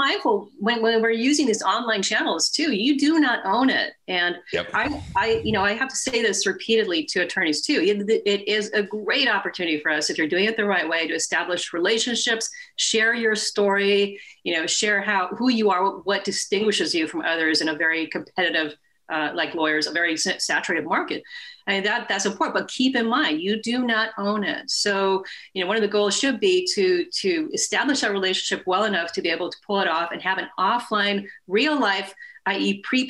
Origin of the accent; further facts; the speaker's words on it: Sweden; moved away as an adult; now in California, United States; I moved over from Sweden and wanted to go to school here in California, go to college